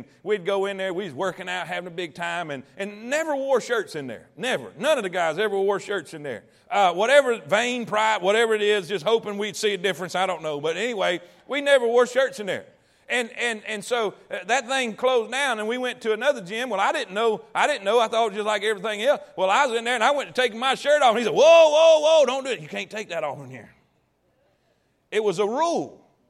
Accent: the South, United States; Because I'm in the South. And I grew up in the Bible Belt. And my granny and Paw Paw went to church.

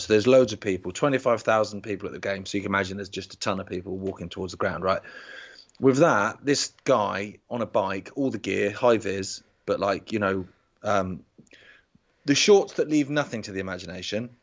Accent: Isle of Wight, South East England, United Kingdom; we're from the Isle of Wight

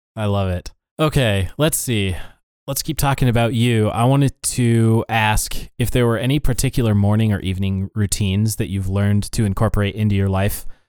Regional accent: Montana, United States; we grew up in Montana

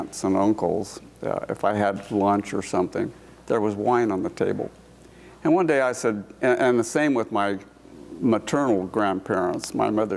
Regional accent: Walla Walla, Washington, United States; moved away as an adult; also born or lived in Missoula / Portland; I was born and raised in Walla Walla, Washington

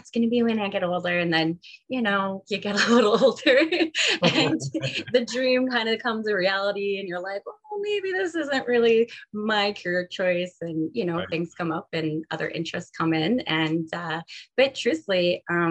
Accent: Ontario, Canada; moved away as an adult; also born or lived in Calgary; now in Kelowna, Canada; we're all originally from Ontario

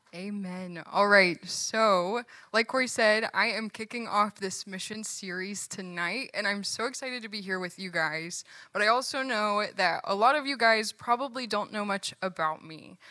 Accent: Virginia, United States; moved away; I'm from Virginia, and all of my family still lives there

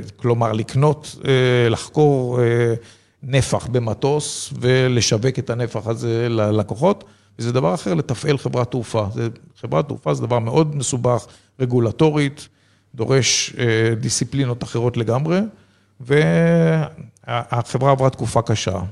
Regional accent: Israel; also born or lived in a kibbutz (Israel); נולדתי בקיבוץ, גדלתי במושב

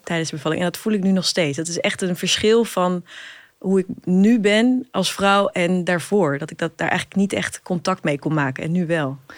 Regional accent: Hengelo, Overijssel, Netherlands; moved away as an adult; also born or lived in Amsterdam; Ik ben opgegroeid in Twente, in Hengelo

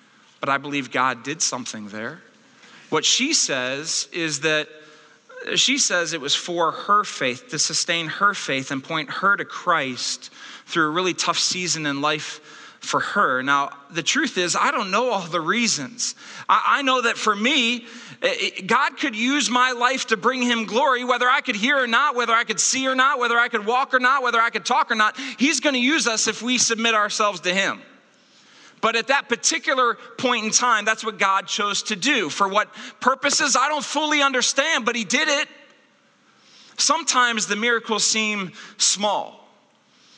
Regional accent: Akron, Ohio, United States; the children's hospital that I was born in Akron, Ohio

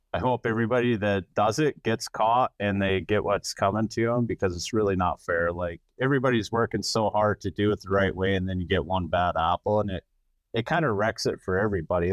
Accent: Wisconsin River, United States; I grew up on the Wisconsin River

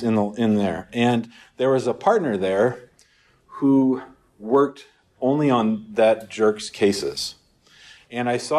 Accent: St. Louis, Missouri, United States; also born or lived in Denver, Colorado; I grew up in St. Louis

